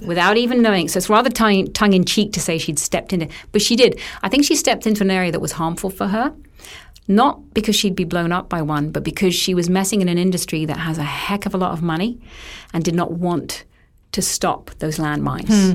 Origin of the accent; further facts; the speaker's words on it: United Kingdom; I'm British